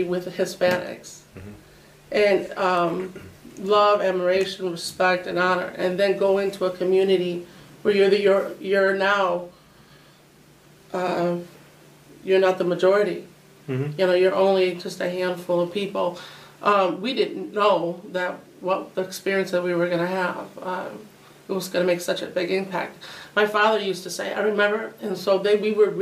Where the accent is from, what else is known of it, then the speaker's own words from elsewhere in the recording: Oswego, Illinois, United States; also born or lived in Aurora; I was born in Aurora, but my mom and dad had purchased a home in Oswego, so I was raised in Oswego